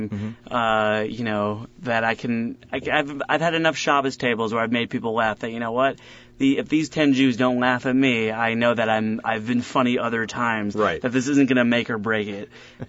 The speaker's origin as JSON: {"language": "English", "town": "Chicago", "region": "Illinois", "country": "United States", "said": "I'm from Chicago"}